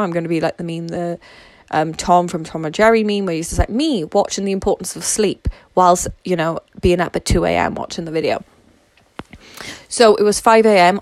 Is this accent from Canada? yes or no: no; Wales, United Kingdom; I'm Welsh, so I live in Wales